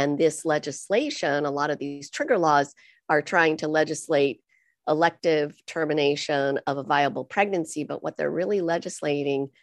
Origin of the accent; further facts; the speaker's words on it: United States; I'm your typical American